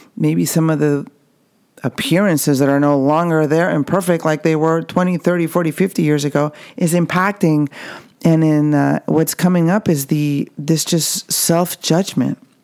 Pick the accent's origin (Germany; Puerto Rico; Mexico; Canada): Mexico; I can speak from my experience growing up in the Mexican culture. Even though I'm at the border